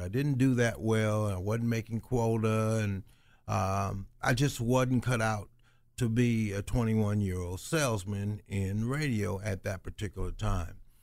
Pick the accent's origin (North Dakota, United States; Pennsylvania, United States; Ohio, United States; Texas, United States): Ohio, United States; Dayton; the guys that I grew up with in West Dayton